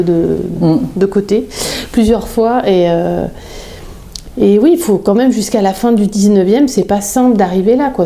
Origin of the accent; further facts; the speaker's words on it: Chamonix, Auvergne-Rhône-Alpes, France; also born or lived in Bonneville; je suis née à Chamonix, enfin je suis née à Bonneville, mais euh, euh, j'ai très vite été au bout de quelques jours dans ma maison à Chamonix